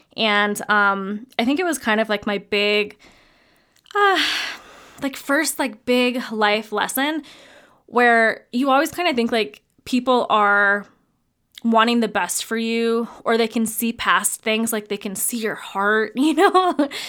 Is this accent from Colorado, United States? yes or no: yes; Fort Collins, Colorado, United States; also born or lived in mountain ski town; We ended up moving back to my hometown of Fort Collins, Colorado, that actually is where we live currently